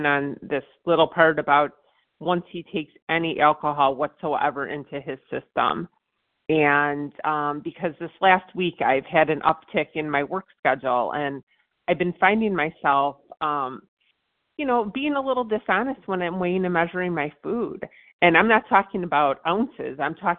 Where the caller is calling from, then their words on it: Virginia, United States; All right, this is … I'm calling from Virginia.